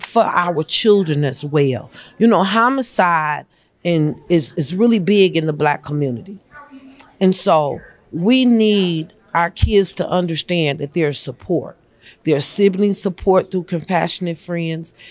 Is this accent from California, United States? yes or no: no; Montgomery, Alabama, United States; also born or lived in Pontiac, Michigan; I'm from Montgomery, Alabama, by way of Pontiac, Michigan.